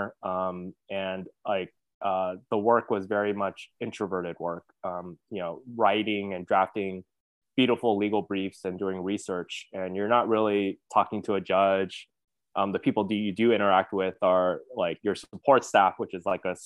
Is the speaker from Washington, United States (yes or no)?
no; Hawthorne, California, United States; I was born and raised in Los Angeles, California, in this kind of small suburb called Hawthorne, California.